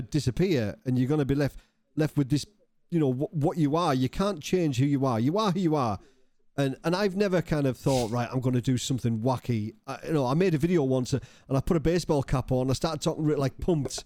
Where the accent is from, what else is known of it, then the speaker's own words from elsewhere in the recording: Cumbria, North West England, United Kingdom; moved away; I was from Cumbria originally